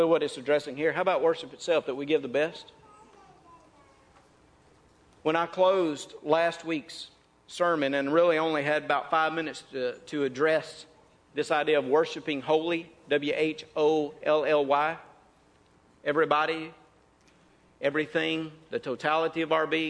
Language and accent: English; North Mississippi, United States; moved away; I came from North Mississippi